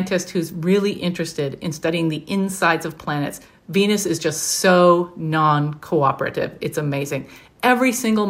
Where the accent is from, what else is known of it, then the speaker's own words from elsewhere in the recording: Sudbury, Ontario, Canada; the entire reason for my hometown existing is that 1.8 billion years ago, a giant meteor slammed into the surface of the Earth in a town that's now Sudbury, Ontario, Canada